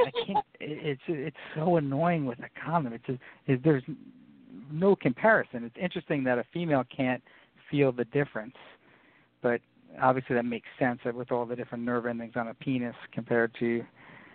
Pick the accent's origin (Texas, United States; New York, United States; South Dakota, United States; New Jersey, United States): New York, United States; Long Island; my hometown of Long Island, New York